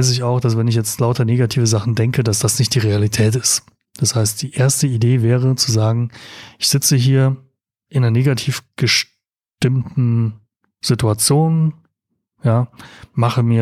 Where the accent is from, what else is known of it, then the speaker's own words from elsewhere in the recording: Rhineland-Palatinate, Germany; ich bin aus Rheinland-Pfalz, da ist es nicht der Fall so in dem Ausmaß, auf den Autobahnen treffen.